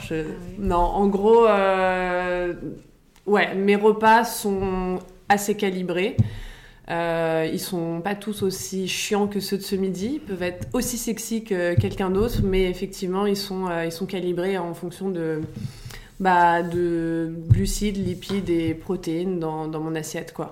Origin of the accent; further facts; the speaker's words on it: Paris, Île-de-France, France; j'ai 33 ans, j'habite à Paris, euh, je suis née à Paris